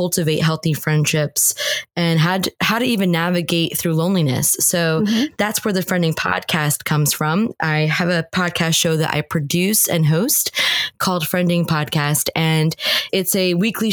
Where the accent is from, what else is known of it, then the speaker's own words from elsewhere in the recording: New Jersey, United States; moved away as an adult; also born or lived in Northern Ireland; I was born and raised in New Jersey, which is where I currently live